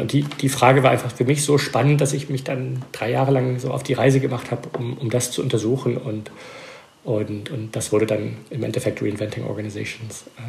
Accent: Belgium; German is a second language; moved away as an adult; now in United States; ich bin Belgier, aber meine Mutter war Deutsche und als Kind habe ich mit ihr Deutsch geredet

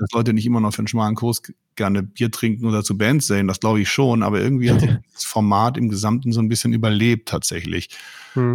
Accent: Mönchengladbach, North Rhine-Westphalia, Germany; also born or lived in Münster; In meiner Heimatstadt Mönchengladbach

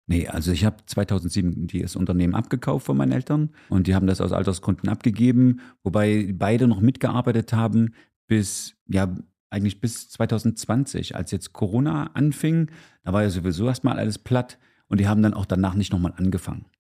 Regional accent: Gera, Thuringia, Germany; ich bin Urgera, also in Gera geboren, 1971 und bin in einer Tanzlehrerfamilie schon aufgewachsen

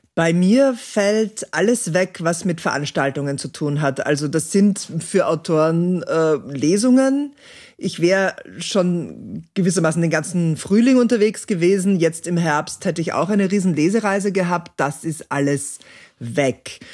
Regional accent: Austria; bei uns in Österreich

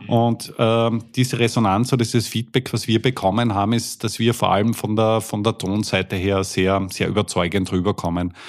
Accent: Austria; Wir kommen jetzt aus, aus Österreich

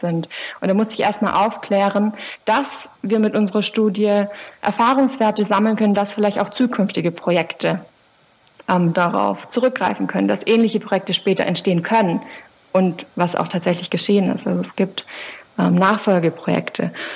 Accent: Swabian Jura, Baden-Württemberg, Germany; now in Tübingen, Germany; bin aufgewachsen auf der Schwäbischen Alb

